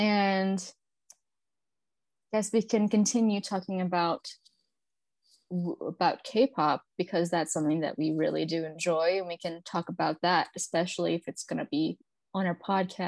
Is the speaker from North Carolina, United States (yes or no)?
no; Los Angeles, California, United States; now in Texas, United States; Disclaimer, I'm from Los Angeles and I moved to Texas